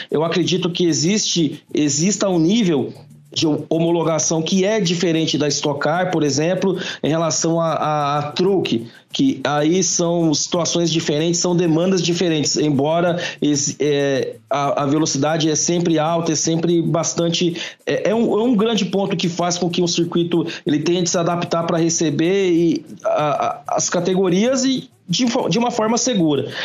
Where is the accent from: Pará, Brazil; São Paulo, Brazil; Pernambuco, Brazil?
São Paulo, Brazil; Campinas; sou de Campinas